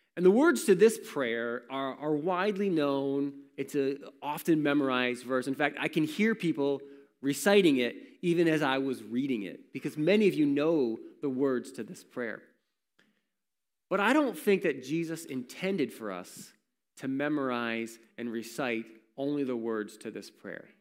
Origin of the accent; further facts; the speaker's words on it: Warsaw, New York, United States; I grew up in Warsaw